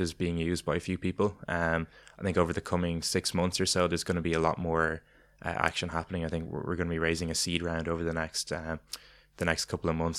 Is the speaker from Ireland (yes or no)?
yes; Ireland; as Irish people